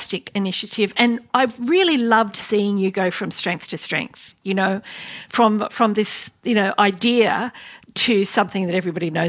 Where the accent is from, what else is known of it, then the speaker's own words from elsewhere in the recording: Sydney, New South Wales, Australia; Well, I grew up in Western Sydney around Parramatta